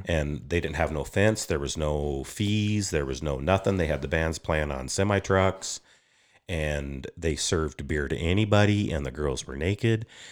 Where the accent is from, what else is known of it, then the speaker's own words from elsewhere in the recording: Upton, Wyoming, United States; also born or lived in Sundance, Wyoming / Moorcroft, Wyoming; I grew up in Upton, Wyoming. I was born at Sundance, graduated high school in Moorcroft.